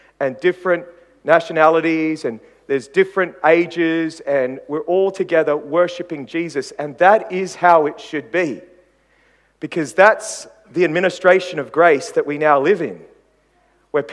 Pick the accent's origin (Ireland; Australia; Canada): Australia; Queensland; I come from Queensland, for goodness sake. We Queenslanders are probably the most patriotic people in Australia. I remember growing up as a young kid in Queensland